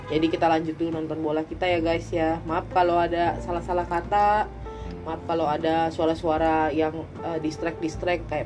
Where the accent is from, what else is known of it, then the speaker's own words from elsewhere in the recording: Tangerang, Banten, Indonesia; samperin aja kita anak Tangerang